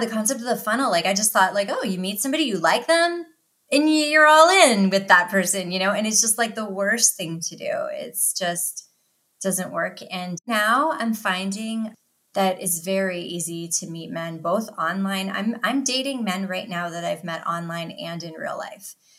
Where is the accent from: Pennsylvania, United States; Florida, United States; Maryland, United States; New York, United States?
Pennsylvania, United States; Philadelphia; I'm from the Philadelphia area